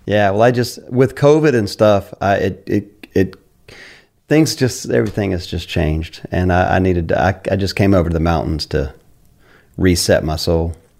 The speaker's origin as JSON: {"language": "English", "region": "Carolina", "country": "United States", "tie": "born or raised there", "said": "I grew up in Carolina"}